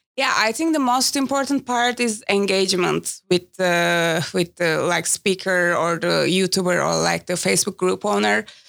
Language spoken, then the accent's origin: English; Istanbul, Turkey; I'm from Istanbul